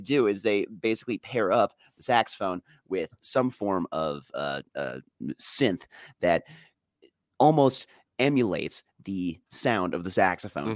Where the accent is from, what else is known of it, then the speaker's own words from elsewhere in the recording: Colorado, United States; my Rockies are my hometown team